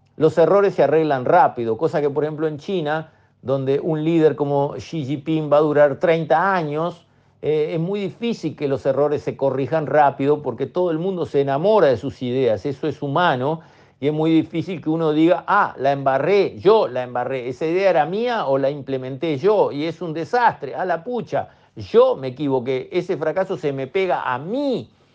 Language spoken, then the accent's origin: Spanish; Uruguay